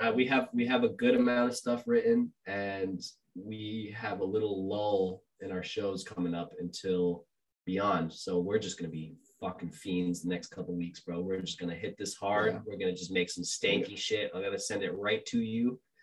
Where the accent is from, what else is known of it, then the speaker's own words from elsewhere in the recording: Argentina; I'm from Argentina, so that's my team.